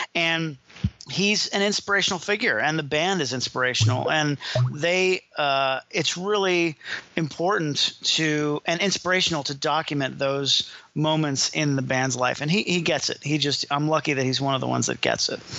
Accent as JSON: {"language": "English", "town": "Miami", "region": "Florida", "country": "United States", "tie": "born or raised there", "said": "I was born and raised in Miami, so it was actually back to my hometown"}